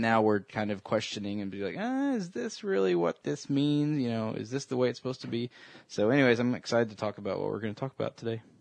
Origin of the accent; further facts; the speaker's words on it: the Bible Belt, United States; growing up in the Christian, you know, culture and in the middle of the Bible Belt